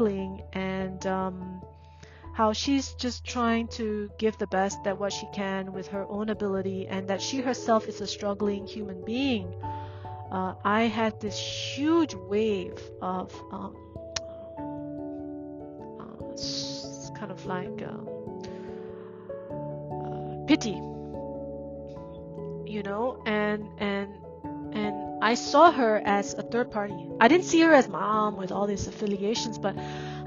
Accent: Singapore; moved away as an adult; also born or lived in Burma; now in France; as an immigrant child growing up in Singapore, where I'm not Chinese nor Malay nor Indian

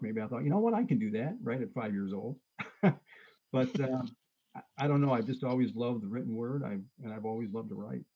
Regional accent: Detroit, Michigan, United States; now in central Michigan, United States; I grew up in Detroit

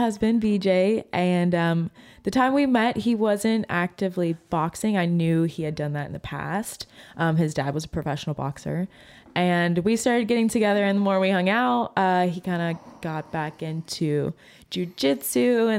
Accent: Ohio, United States; now in Lexington, United States; we came to Lexington from Ohio. It was 2018, I believe.

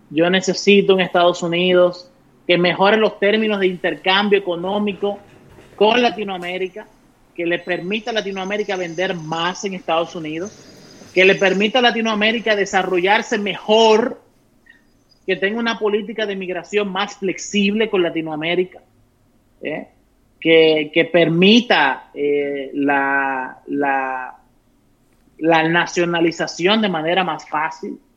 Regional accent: Dominican Republic; now in United States; Siendo ciudadano estadounidense. a mí, cuando yo no sé qué posición definir, yo siempre me voy a mi dominicanidad.

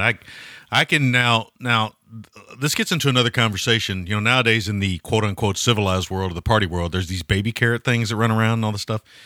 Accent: United States; I'm American.

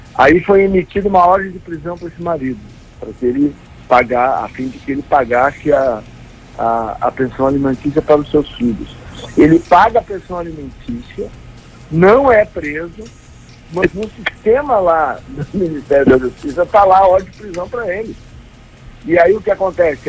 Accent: Gaúcho, Rio Grande do Sul, Brazil; Eu como gaúcho

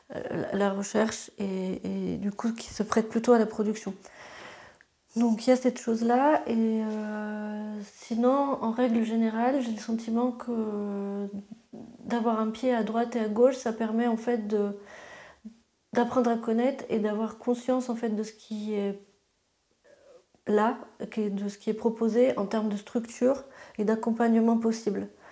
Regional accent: Luxembourg; moved away as an adult; also born or lived in Strasbourg; quand on a grandi au Luxembourg

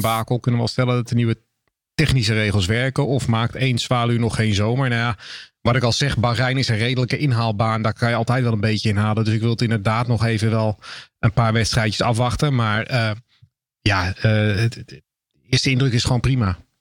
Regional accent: Netherlands

